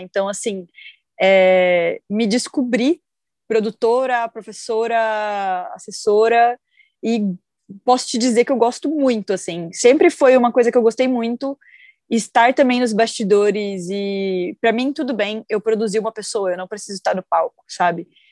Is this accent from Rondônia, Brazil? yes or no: yes; Rondônia, Brazil; now in São Paulo, Brazil; Eu, na verdade, eu sou de Rondônia